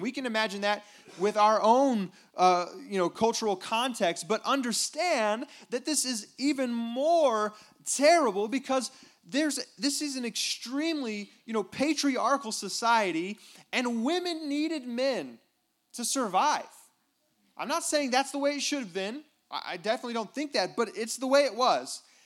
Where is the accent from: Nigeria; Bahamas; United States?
United States; I'm an American